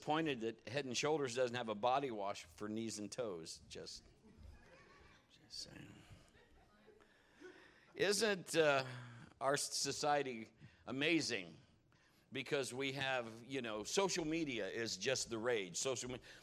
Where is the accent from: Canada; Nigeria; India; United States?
United States; Marion, Ohio; born or raised there